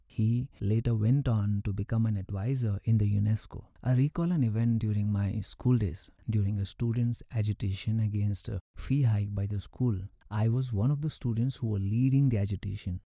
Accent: Krishnarajpet, Karnataka, India; I went to K R Pet to pursue further education at Municipal High School. I was very happy to be back to my hometown.

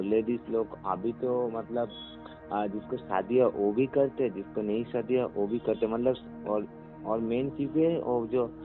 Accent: West Bengal, India; जो दुर्गा दुर्गा दुर्गा पूजा जो है ना मेरा गांव में ना कोलकाता के पास जो ये जो गाँव से रहते हो ना

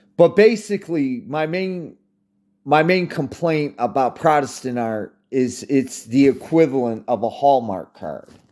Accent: United States; as an American

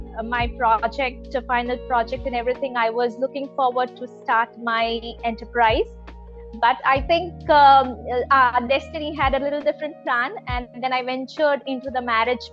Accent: Ahmedabad, Gujarat, India; I'm born and brought up in Ahmedabad.

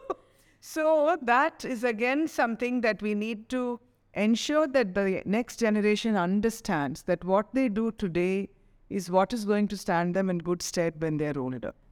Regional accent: Chennai, Tamil Nadu, India; growing up in Chennai

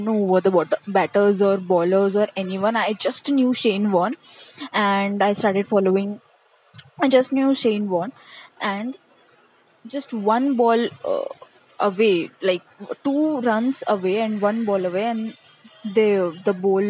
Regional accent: Maharashtra, India; I am from Maharashtra, so since everybody around me was like following Mumbai Indians

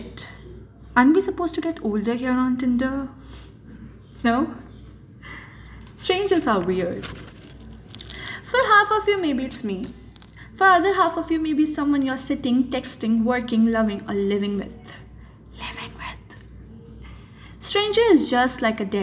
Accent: Jaipur, Rajasthan, India; I'm from Gulabi Nagar, Jaipur

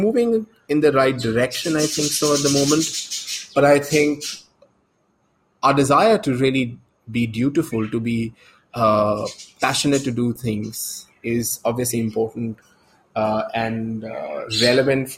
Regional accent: India

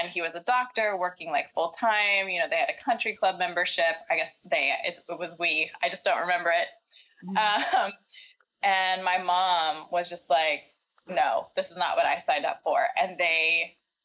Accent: Nashville, Tennessee, United States; I grew up in Nashville, Tennessee, in the South.

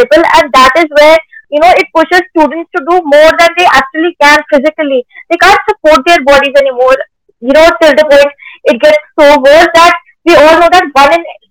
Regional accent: Delhi, India; I'm 13 and I'm from Delhi.

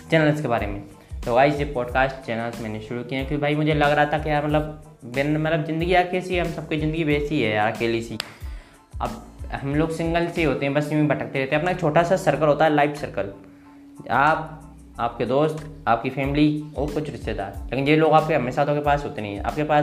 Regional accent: Bhindra, Madhya Pradesh, India; मैं गुना मध्य प्रदेश में रहता हूँ और मैं एक गांव से बिलोंग करता हूँ मेरे गांव का नाम है भिंडरा जो मैं फतेहगढ़ के पास है गुना ज़िले के अंदर है

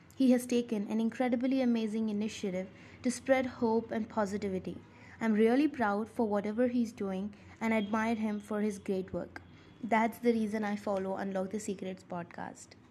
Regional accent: India; I'm from India

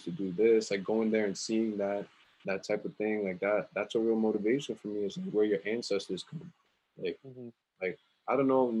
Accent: Richmond Hill, New York, United States; Well, growing up in Richmond Hill, the Punjabi kids over there was always like, they were tough.

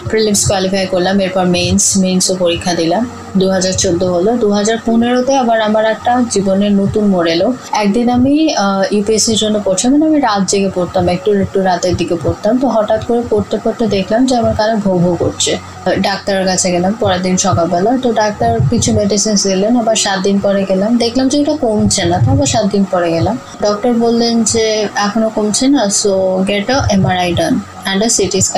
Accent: Delhi, India; আমি দিল্লিতে মানুষ হয়েছি আমার বাবা যেহেতু ট্রান্সফারেবল জব ছিল তারপর আমি প্রেসিডেন্সি ইউনিভার্সিটি থেকে পাশ করি

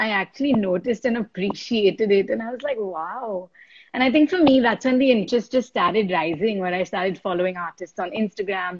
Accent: India; I was a girl from India

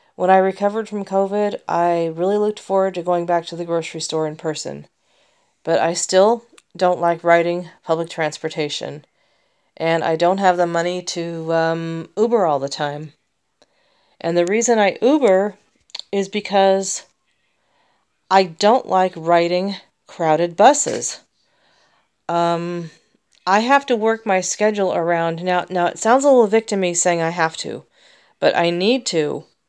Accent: United States; I'm an American

